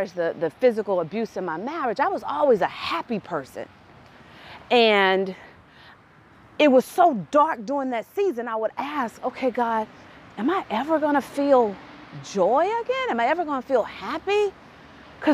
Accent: Tennessee, United States; We're from Tennessee

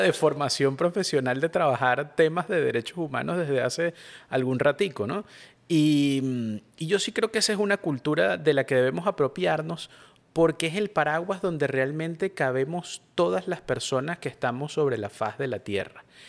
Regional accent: Venezuela; somos venezolanos

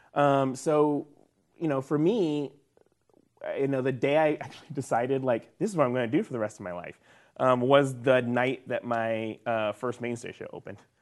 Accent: the South, United States; me growing up in the South

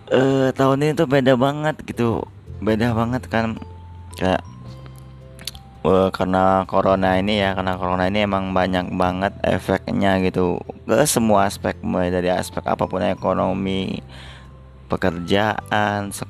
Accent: Palembang, South Sumatra, Indonesia; moved away; Jadi gue tuh emang setiap tahun pasti gue balik ke kota gue di Palembang gitu kan

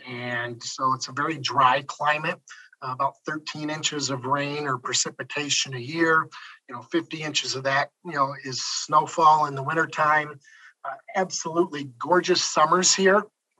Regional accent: Northeast, United States; now in Cheyenne, United States; I grew up in the Northeast

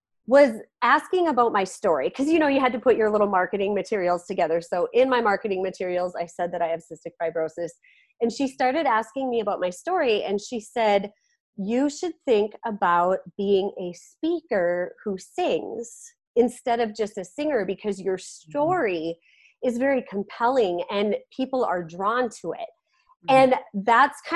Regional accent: Carrington, North Dakota, United States; also born or lived in Fargo, North Dakota; I grew up in Carrington, North Dakota

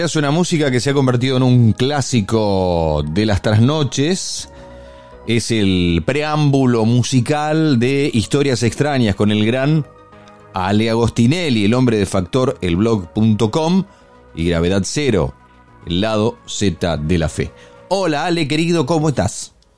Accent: Argentina; somos argentinos

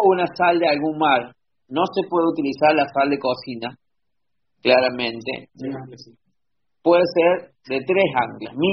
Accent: Argentina; yo soy de Argentina, perdón.

